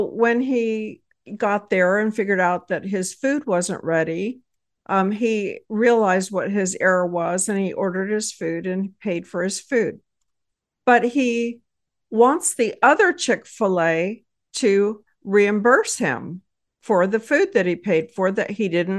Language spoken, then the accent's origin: English; Texas, United States; I hail from Texas and married with four